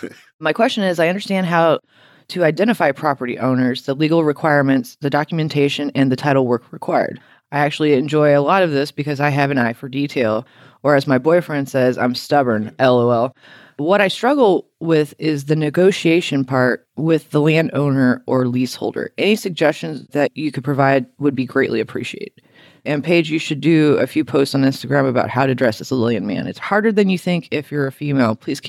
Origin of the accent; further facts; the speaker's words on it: Louisiana, United States; I think that's why I knew that.